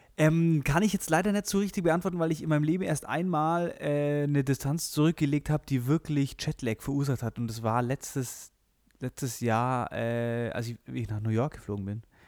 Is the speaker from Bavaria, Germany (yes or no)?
yes; Friedberg, Bavaria, Germany; ich bin in Friedberg groß geworden, das ist so ein, so ein kleines äh, Kaff zwischen, zwischen München und äh, Augsburg.